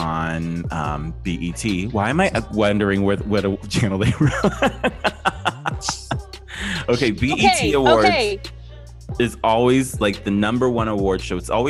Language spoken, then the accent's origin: English; Youngstown, Ohio, United States; I grew up in Ohio